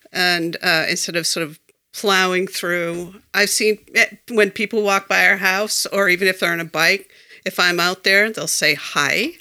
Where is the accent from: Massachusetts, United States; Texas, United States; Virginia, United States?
Massachusetts, United States; Foxborough; now in Belchertown, United States; I grew up in Foxborough